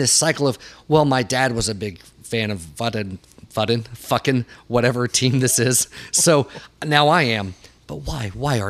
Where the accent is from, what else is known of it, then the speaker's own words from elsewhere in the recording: the South, United States; Growing up in the South